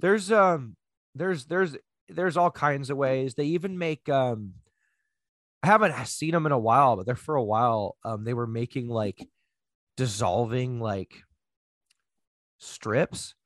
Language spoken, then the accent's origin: English; United States; I am a loud, sloppy American